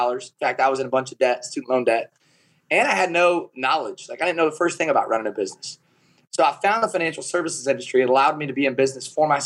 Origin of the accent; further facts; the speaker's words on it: Kalona, Iowa, United States; So I was raised in Kelowna, Iowa